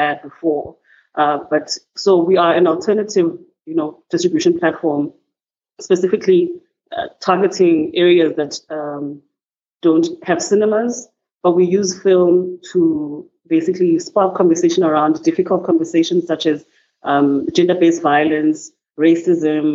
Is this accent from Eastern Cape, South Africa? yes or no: no; Cape Town, Western Cape, South Africa; also born or lived in Johannesburg; from Cape Town, who was born and bred in Cape Town